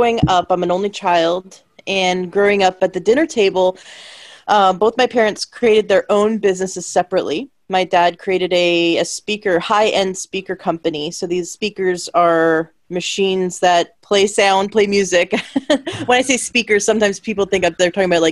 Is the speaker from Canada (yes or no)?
yes; Canada; I'm from Canada